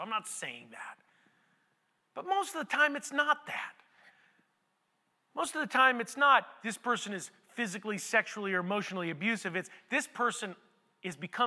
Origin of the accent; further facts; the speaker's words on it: United States; I'm from America